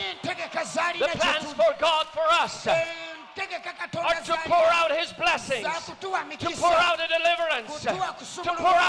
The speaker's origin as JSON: {"language": "English", "country": "Belgium", "tie": "born or raised there", "also_born_or_lived": "Switzerland", "moved": "yes", "lives_now": "France", "said": "I was born in Belgium. Got married to a Swiss lady, Sister Anne, my wife. So I'm also Swiss, but I live in France."}